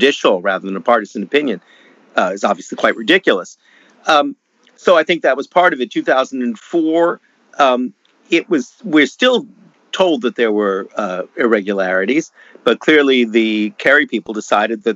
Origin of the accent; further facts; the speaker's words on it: Canada; now in United States; my home country of Canada